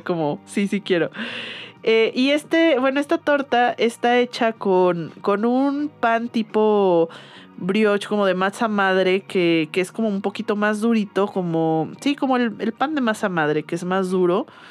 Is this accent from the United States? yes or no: no; Guadalajara, Jalisco, Mexico; yo soy de Guadalajara y yo crecí con la birria